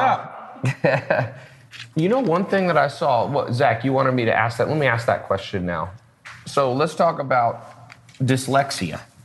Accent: Long Beach, California, United States; I was born in Long Beach

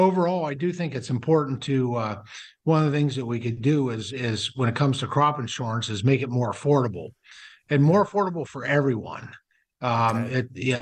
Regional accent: Pennsylvania, United States; my home state of Pennsylvania

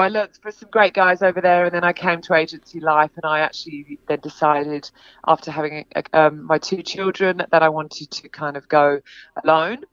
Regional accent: England, United Kingdom; moved away as an adult; also born or lived in London; now in Sydney, Australia; I'm from England. Um, I've been here for 20 years. Um, I live in Sydney

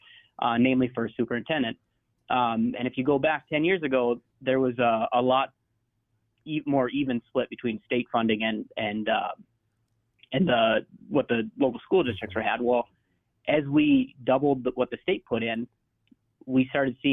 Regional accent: rural area near Minot, North Dakota, United States; now in Minot, United States; I grew up out in the country. I went to class. I played single-A football at DeLac.

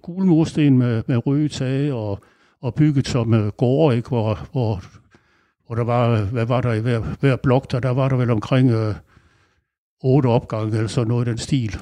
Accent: Aarhus, Central Denmark Region, Denmark; moved away as an adult; now in Langeland, Denmark; jeg er opvokset i Aarhus

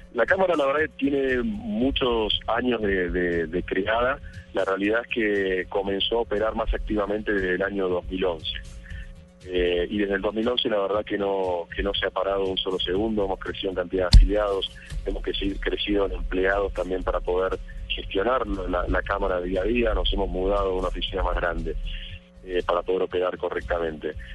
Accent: Argentina; moved away as an adult; now in Colombia

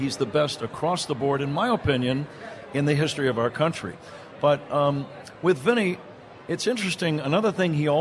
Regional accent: Bay Area, Northern California, United States; I grew up in the Bay Area, Northern California

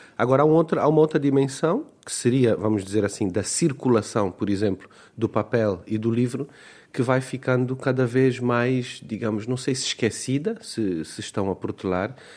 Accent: Luanda, Luanda Province, Angola; first language Portuguese; Eu nasci em Luanda, num contexto urbano, eh, plenamente cercado e, e, até refugiado na língua, na língua portuguesa. É mesmo a minha língua materna.

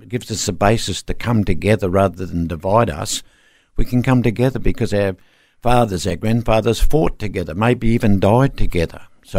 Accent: Darwin, Northern Territory, Australia; I'm from Darwin.

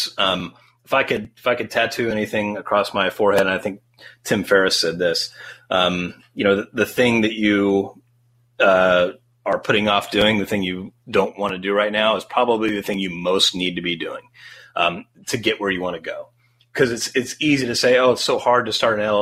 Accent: Great Bend, Kansas, United States; also born or lived in Los Angeles; growing up in Great Bend, Kansas

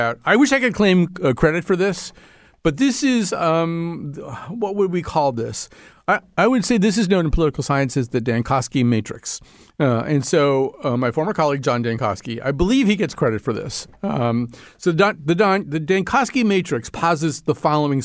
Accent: New England, United States; I grew up in New England with a lot of Calvinist guilt

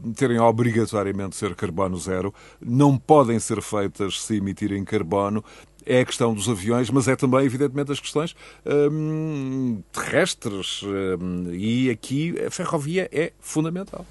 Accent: Portugal; enquanto português

